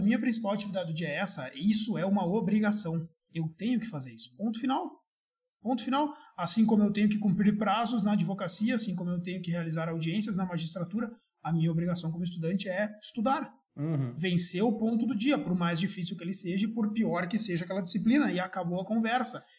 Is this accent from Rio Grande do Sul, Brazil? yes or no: yes; Santo Ângelo, Rio Grande do Sul, Brazil; eu sou de uma cidade do interior do Rio Grande do Sul que se chama Santo Ângelo